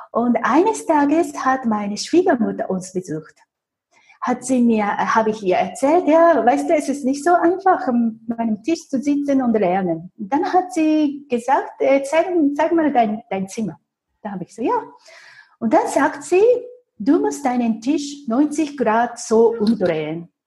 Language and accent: German; Japan; German is a second language; moved away as an adult; now in Zurich, Switzerland; aber ich habe Glück gehabt als Japanerin, weil es damals in Zürich sehr viele japanische Banken gab.